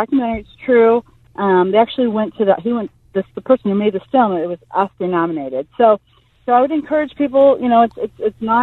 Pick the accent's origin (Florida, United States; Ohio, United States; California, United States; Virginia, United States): Ohio, United States; Toledo; when I grew up in Toledo, Ohio